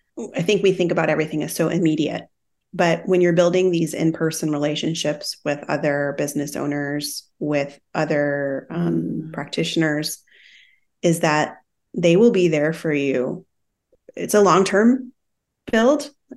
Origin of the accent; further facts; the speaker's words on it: Midwest, United States; I come from the Midwest, like we talked about that too. And there's this DIY mentality.